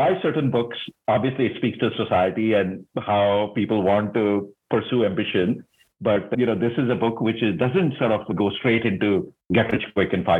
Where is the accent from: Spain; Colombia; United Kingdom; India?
India; moved away as an adult; also born or lived in Singapore; now in United States; I grew up in India, which is a very different culture.